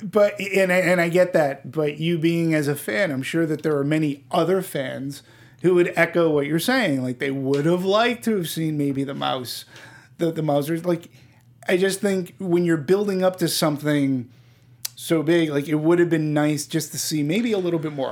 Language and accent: English; East Coast, United States; I'm not from New York, but being from the East Coast